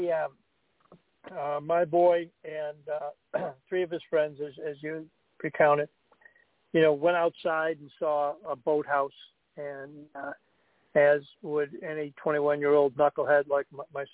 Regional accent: Buffalo, New York, United States; moved away; I grew up in Buffalo, and we're big Buffalo Bills fans

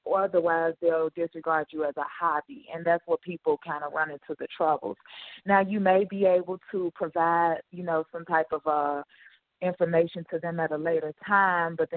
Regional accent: Chicago, Illinois, United States; I'm pretty much born and raised in Chicago, Illinois

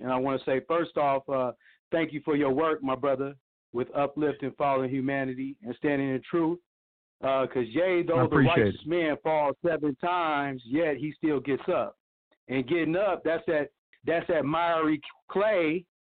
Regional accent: Oklahoma, United States; where I grew up at in the Indian Territory, you know, Oklahoma Territory

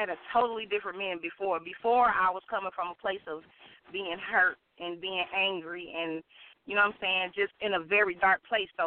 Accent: Gary, Indiana, United States; born there; also born or lived in Michigan City; I am. I was born in Gary, Indiana, and I moved

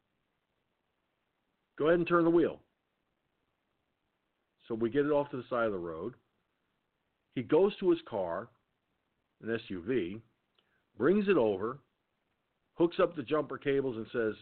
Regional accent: Peekskill, New York, United States; when I lived in Peekskill, my hometown

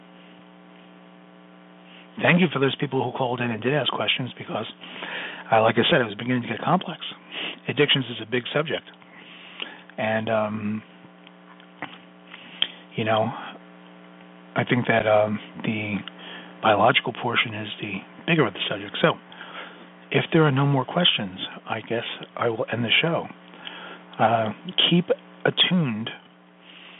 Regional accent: New York City, New York, United States; I'm Sicilian from Brooklyn

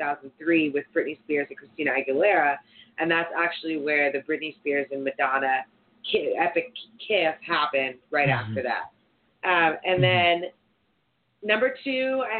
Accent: East Coast, United States; being from the East Coast

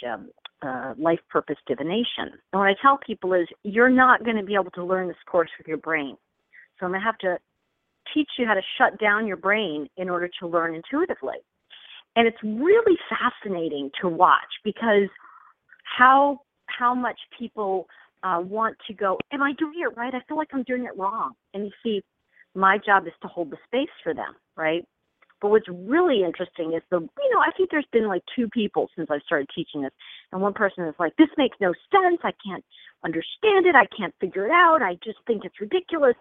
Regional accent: New York, United States; now in California, United States; I'm from New York originally

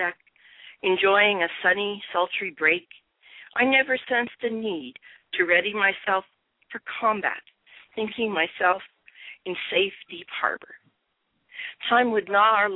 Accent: San Fernando Valley, California, United States; now in Temecula, United States; I grew up in the San Francisco Valley

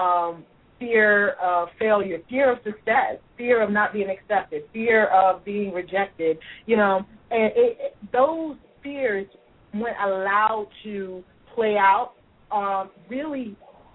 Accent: Louisville, Kentucky, United States; I'm from Louisville, Kentucky

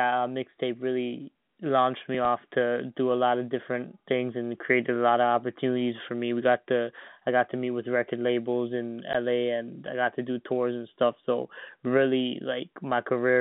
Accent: Toronto, Ontario, Canada; I was from Toronto

